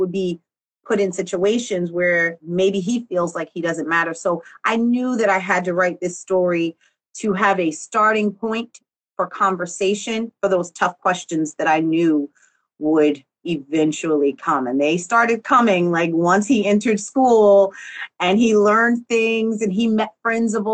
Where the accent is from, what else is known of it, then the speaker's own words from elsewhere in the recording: Newark, New Jersey, United States; I was born in Newark, New Jersey